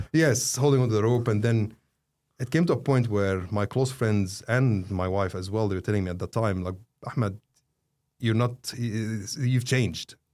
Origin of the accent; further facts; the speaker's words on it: Saudi Arabia; also born or lived in Egypt; now in Australia; I was born in Saudi, but I'm not a Saudi